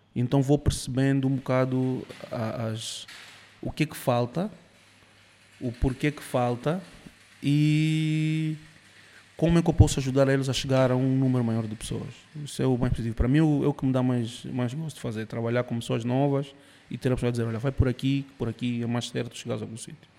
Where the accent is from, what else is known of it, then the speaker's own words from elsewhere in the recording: Cuba; moved away; eu nasci em Cuba, minha mãe é cubana, meu pai é angolano